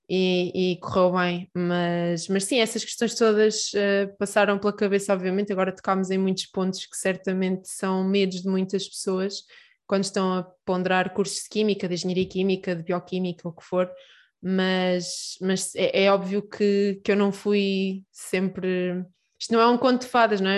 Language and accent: Portuguese; Peniche, Centro, Portugal; moved away as an adult; now in Aveiro, Portugal; eu sou de Peniche